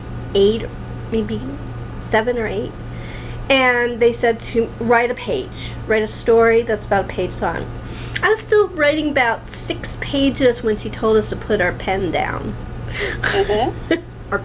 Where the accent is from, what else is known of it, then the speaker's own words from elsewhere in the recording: Los Angeles, California, United States; I was brought up in LA, so it's a little bit different.